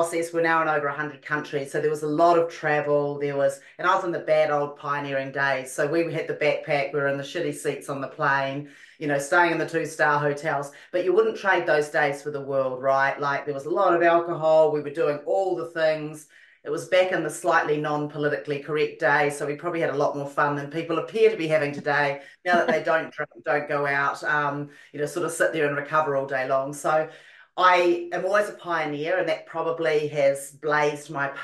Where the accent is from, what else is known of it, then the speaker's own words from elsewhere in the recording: New Zealand; also born or lived in London, United Kingdom; now in Los Angeles, United States; I was born in London and brought up in New Zealand and currently live in Los Angeles.